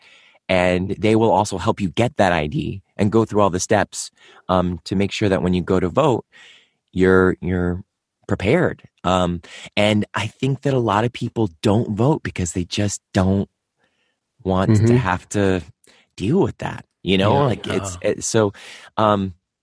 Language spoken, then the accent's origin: English; Ohio, United States; now in California, United States; my home state of Ohio